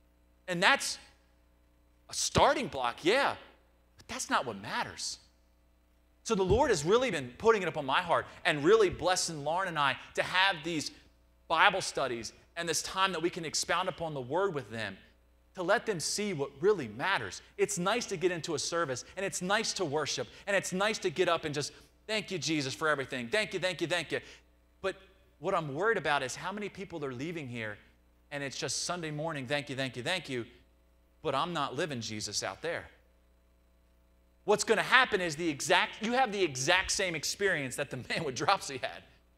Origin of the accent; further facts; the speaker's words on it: Nottingham, East Midlands, United Kingdom; Even growing up in Nottingham, I had to go through that struggle of figuring out what's the difference between experience and transformation.